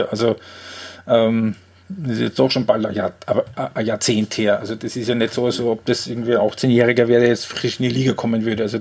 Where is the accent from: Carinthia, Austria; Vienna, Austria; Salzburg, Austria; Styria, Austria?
Styria, Austria; Graz; Ähm, als Grazer bleibt die Frage nicht aus, wenn du die Thematik schon ansprichst.